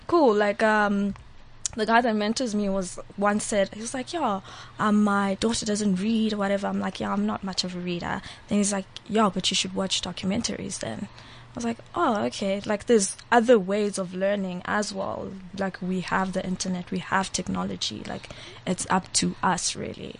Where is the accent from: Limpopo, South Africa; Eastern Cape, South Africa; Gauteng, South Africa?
Eastern Cape, South Africa; now in Johannesburg, South Africa; I was from the Eastern Cape, so I grew up in the Eastern Cape with Xhosas